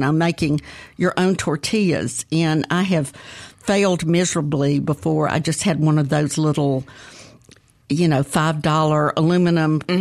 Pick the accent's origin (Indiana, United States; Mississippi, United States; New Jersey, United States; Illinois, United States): Mississippi, United States; Jackson; now in Edwards, United States; I grew up in Northeast Jackson near the Hickory Pit